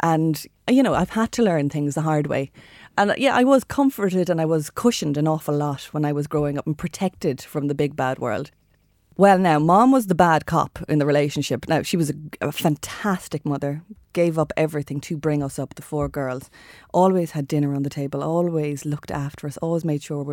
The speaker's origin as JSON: {"language": "English", "town": "Shannon", "region": "Munster", "country": "Ireland", "tie": "born or raised there", "said": "growing up in Shannon in County Clare"}